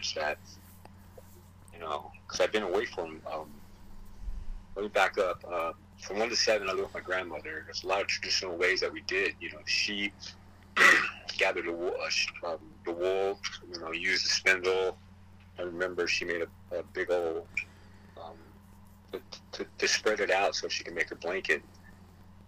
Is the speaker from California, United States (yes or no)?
yes; South Gate, California, United States; English is a second language; also born or lived in Maywood, California / reservation (unspecified); where I grew up, middle school and high school, that was Southgate Watts